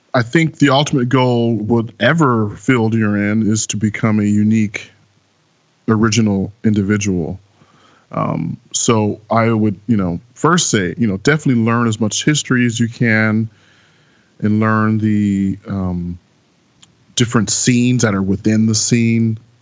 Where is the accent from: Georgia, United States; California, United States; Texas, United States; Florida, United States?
California, United States; San Francisco Bay Area; moved away as an adult; also born or lived in Brooklyn, New York / Los Angeles; now in New York, United States; I was born in Brooklyn, but I was raised entirely in the San Francisco Bay Area.